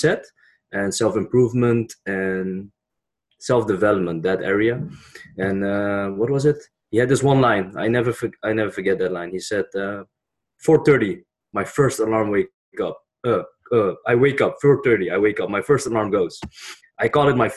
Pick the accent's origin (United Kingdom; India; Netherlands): Netherlands; I was born in the Netherlands